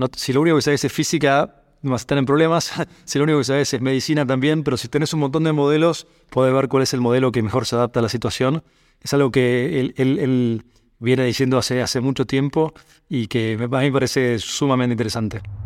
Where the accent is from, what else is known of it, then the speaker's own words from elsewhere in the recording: San Isidro, Buenos Aires Province, Argentina; Soy de, Buenos Aires, eh, vivía en la zona norte de Buenos Aires, en un lugar que se llama San Isidro. Fui allí al colegio.